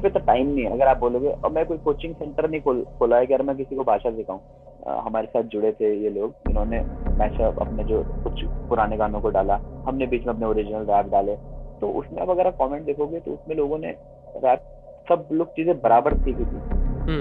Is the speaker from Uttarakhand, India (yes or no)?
yes; Garhwal, Uttarakhand, India; accent: Garhwali; also born or lived in Dehradun; जब मैं देहरादून भी आया कि जब लोग मैं नया नया आया था तो मेरे गढ़वाली टोन आते थे मेरे बोलने में शायद अभी भी आती है